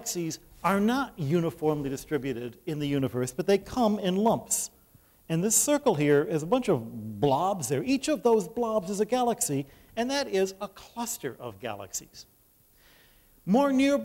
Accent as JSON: {"language": "English", "town": "Detroit", "region": "Michigan", "country": "United States", "said": "I'm from Detroit"}